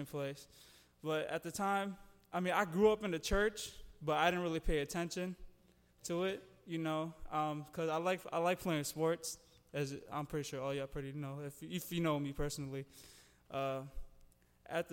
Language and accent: English; East Moline, Illinois, United States; I grew up in East, well, I still live in East Moline